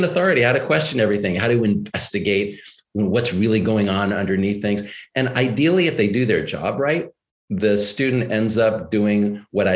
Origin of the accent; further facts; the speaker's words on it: Texas, United States; moved away; also born or lived in New York; I grew up in Texas and I went to Swarthmore College